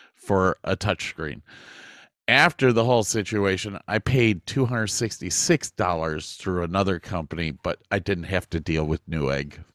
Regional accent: Ohio, United States; moved away; also born or lived in Texas; we, we, were extremely lucky growing up in Ohio

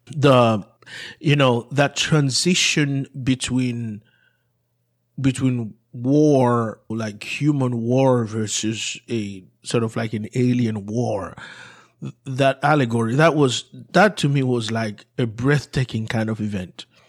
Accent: Haiti; moved away; growing up in Haiti

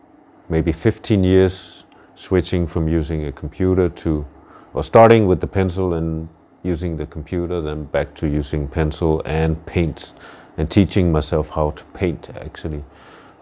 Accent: Denmark; I'm half Nigerian, half Danish, and born and raised in Denmark.

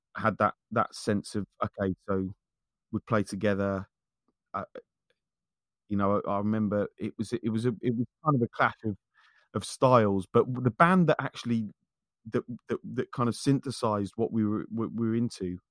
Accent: Wendover, South East England, United Kingdom; also born or lived in North London; who I grew up with in, in Wendover, we lived on the same street. Um, uh, from the time that I moved back back here from North London

